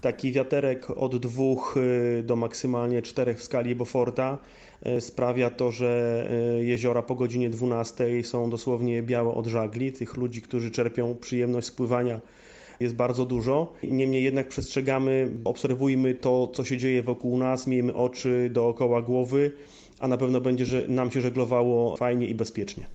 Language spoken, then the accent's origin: Polish; Warmian-Masurian Voivodeship, Poland; My jesteśmy akurat z Mazur